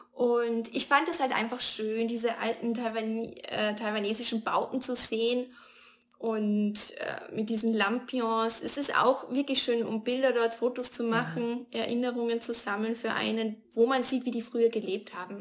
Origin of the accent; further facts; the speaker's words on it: Austria; als, als Europäer, als Österreicherin